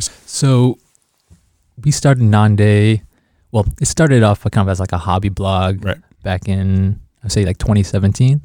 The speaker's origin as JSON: {"language": "English", "town": "Kansas City", "region": "Missouri", "country": "United States", "tie": "born or raised there", "moved": "as an adult", "lives_now": "Chicago, United States", "said": "I grew up in Kansas City"}